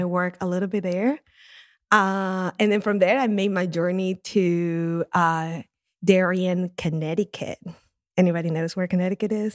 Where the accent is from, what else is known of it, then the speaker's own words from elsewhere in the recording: Lima, Peru; moved away; my first job in coffee was in my hometown of Lima in Peru. That's where I grew up